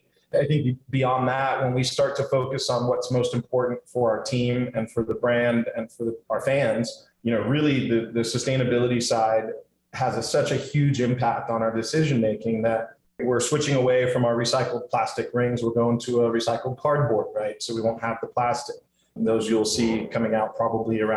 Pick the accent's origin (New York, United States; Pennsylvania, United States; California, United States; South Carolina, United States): California, United States; San Diego; now in Hawaii, United States; I'm from San Diego originally